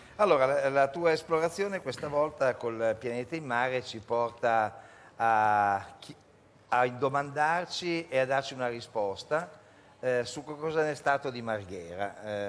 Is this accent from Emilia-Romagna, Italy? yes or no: no; Turin, Piedmont, Italy; da torinese